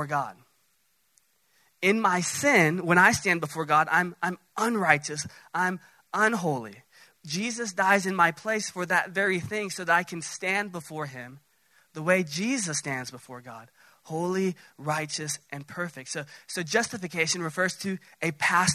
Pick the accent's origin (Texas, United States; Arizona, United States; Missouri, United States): Texas, United States; Dallas; Now, I'm from Dallas, south of Dallas